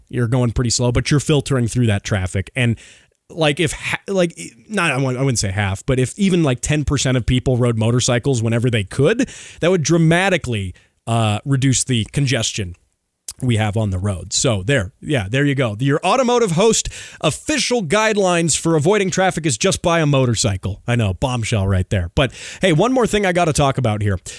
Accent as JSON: {"language": "English", "country": "United States", "said": "as an American"}